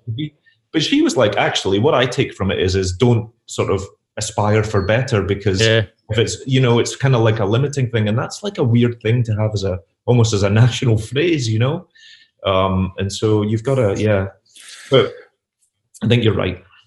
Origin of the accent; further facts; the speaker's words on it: Glasgow, Scotland, United Kingdom; moved away as an adult; also born or lived in Pollok, Glasgow; now in New York, United States; But I'm Glaswegian. I grew up, I was born and raised in Sight Hill and then all throughout the East End